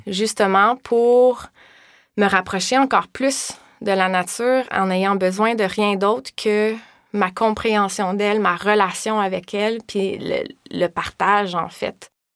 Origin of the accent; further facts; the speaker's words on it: Val-Morin, Quebec, Canada; moved away as an adult; also born or lived in Laval; now in Montreal, Canada; moi, je viens de Valmorin.